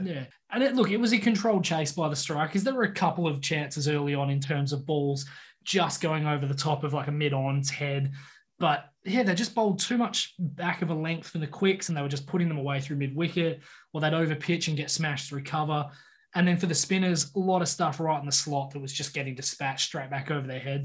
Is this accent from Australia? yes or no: yes; Australia; as an Aussie